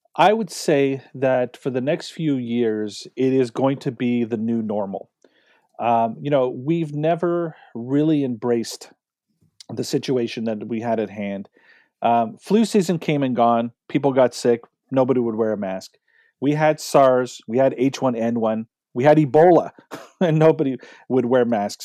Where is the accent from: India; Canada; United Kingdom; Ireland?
Canada; we're Canadian